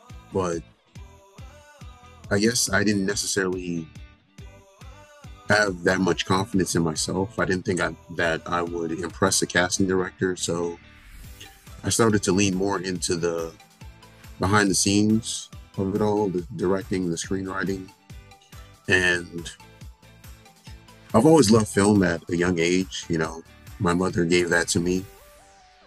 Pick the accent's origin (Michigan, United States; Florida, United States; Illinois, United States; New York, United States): Florida, United States; Pembroke Pines; I'm born and raised in Pembroke Pines, Florida